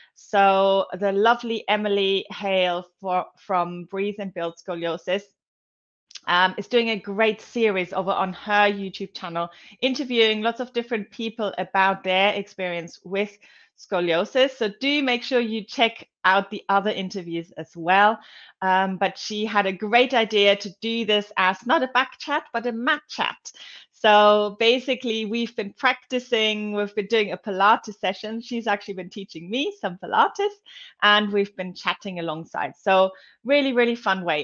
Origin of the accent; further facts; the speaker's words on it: Germany; moved away; I was growing up in Germany